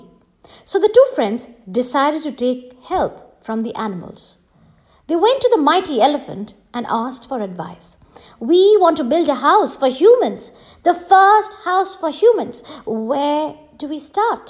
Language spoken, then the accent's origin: English; Jharkhand, India; my home state, Jharkhand